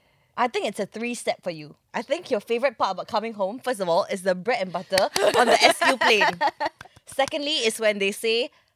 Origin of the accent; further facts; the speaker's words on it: Singapore; where are you from? And you go, Singapore.